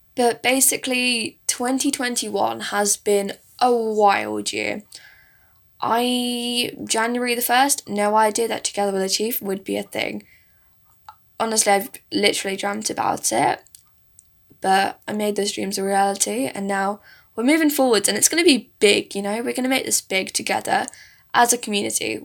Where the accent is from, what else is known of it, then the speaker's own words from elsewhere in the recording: south of England, United Kingdom; English is a second language; also born or lived in India; I was actually born in India, but I stayed there for a few years, and then I live with my parents in England. I have been doing since I was about four years old. So I really grew up in this country